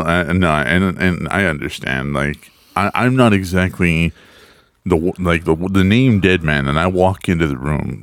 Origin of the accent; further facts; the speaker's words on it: Texas, United States; I grew up in Texas